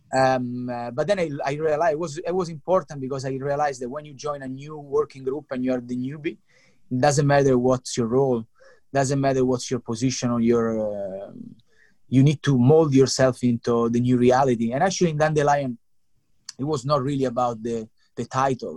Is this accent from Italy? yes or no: yes; Italy; moved away as an adult; also born or lived in London; I'm from Italy.